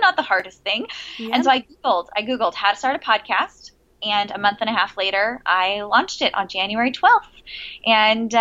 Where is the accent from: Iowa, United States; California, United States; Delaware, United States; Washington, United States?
California, United States; San Diego; also born or lived in Virginia; I'm originally from San Diego, California. I was born in Southern California and raised in San Diego.